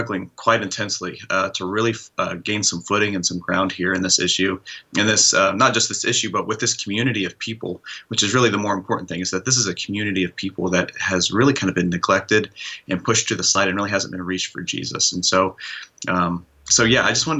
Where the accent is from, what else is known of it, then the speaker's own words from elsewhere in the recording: Midwest, United States; I grew up in the Midwest, where what I meant to be male was pretty narrow.